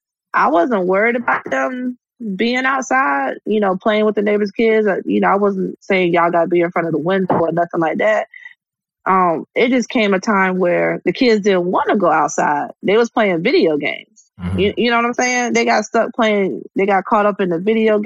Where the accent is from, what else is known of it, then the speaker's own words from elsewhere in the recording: Hampton Roads, Virginia, United States; I grew up over here on the East Coast in, you know, good old Hampton Roads, Virginia.